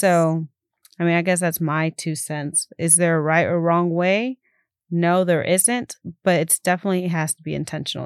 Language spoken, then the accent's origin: English; Keene, Texas, United States; also born or lived in Fort Worth, Texas; I was born here in Fort Worth, and I grew up in Keene.